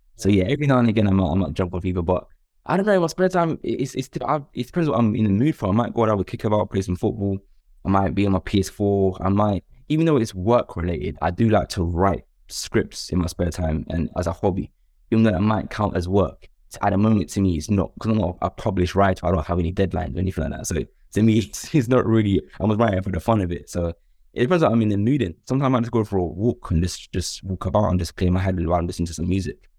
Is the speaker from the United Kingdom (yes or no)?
yes; London, United Kingdom; also born or lived in Stoke Newington; I grew up in, in Upper Clapton, then I also lived in, um, Stonewall in N sixteen